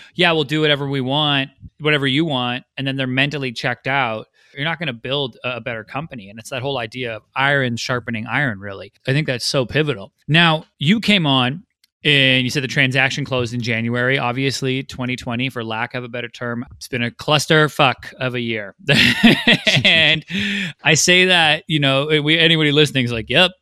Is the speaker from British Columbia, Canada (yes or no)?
yes; Vancouver, British Columbia, Canada; Vancouver, which is my hometown